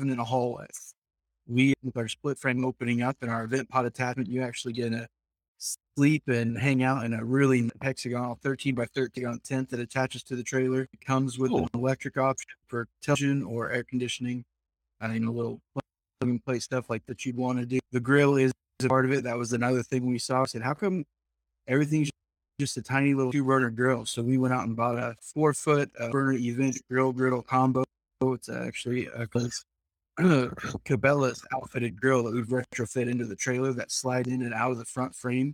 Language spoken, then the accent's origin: English; Southern Iowa, United States; I'm from Southern Iowa